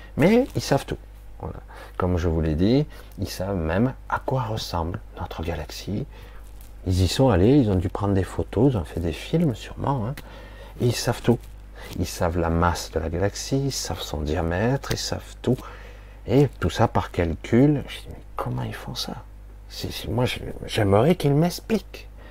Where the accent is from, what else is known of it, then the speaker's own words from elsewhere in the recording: France; je suis né en France